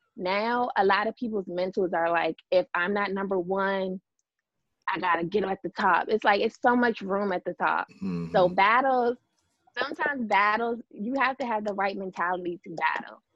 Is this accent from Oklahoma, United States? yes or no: no; Fort Washington, Maryland, United States; born and raised in Fort Washington, Maryland.